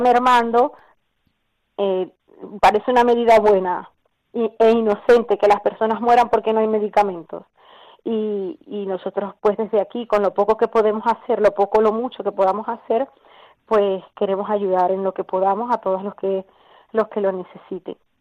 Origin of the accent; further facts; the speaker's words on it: Venezuela; moved away as an adult; now in Spain; decidimos salir del país